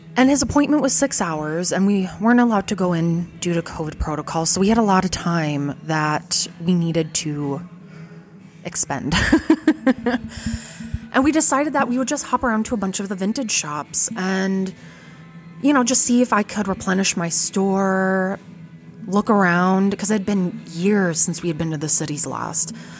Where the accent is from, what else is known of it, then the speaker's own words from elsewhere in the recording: Fargo, North Dakota, United States; I was born in 1989 and I grew up in Fargo